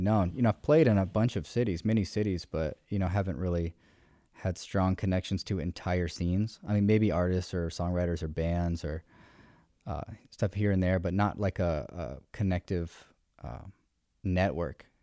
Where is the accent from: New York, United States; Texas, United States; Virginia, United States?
Virginia, United States; Richmond; moved away as an adult; also born or lived in Denver, Colorado; I've born and raised in Richmond.